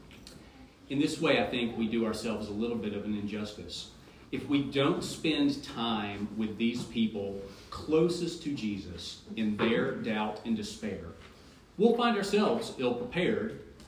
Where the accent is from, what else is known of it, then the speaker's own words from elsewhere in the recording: United States; I'm an American Christian